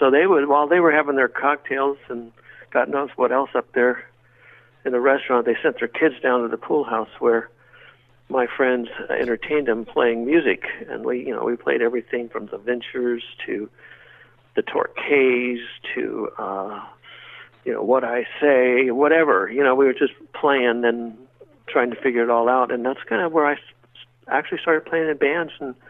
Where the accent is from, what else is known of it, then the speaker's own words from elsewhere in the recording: United States; also born or lived in South Texas / Southern California; I was born in California, and I was raised between South Texas and Southern California growing up.